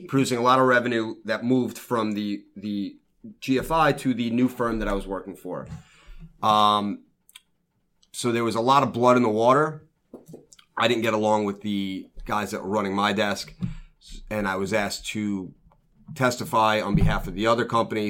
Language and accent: English; New York City, New York, United States; also born or lived in Lido Beach, New York; I was born and raised in Brooklyn. I moved to Lido